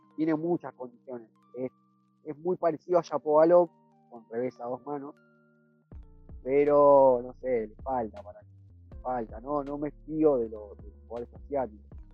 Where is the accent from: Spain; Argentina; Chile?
Argentina